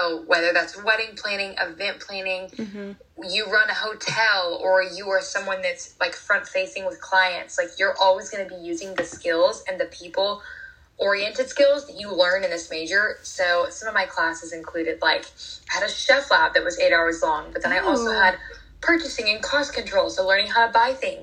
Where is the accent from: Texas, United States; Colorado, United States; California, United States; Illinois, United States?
Texas, United States; Austin; moved away as an adult; also born or lived in Fayetteville, Arkansas; I am actually from Austin, Texas. I'm a okay. Texas girly.